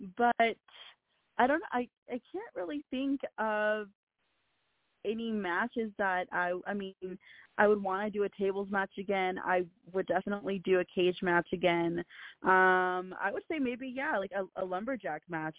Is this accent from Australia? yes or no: no; Peru; now in United States; I was born in Peru and I have family in Peru